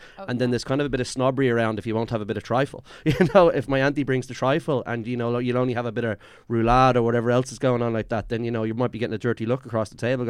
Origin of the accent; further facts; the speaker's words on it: Dublin, Leinster, Ireland; We're from Drumcondra, so, you know, quite a just north inner city kind of background.